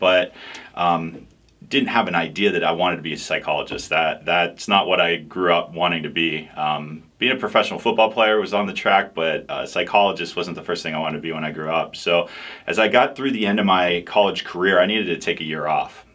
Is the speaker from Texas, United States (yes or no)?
no; Pittsburgh, Pennsylvania, United States; moved away as an adult; now in Marietta, United States; I grew up in Pittsburgh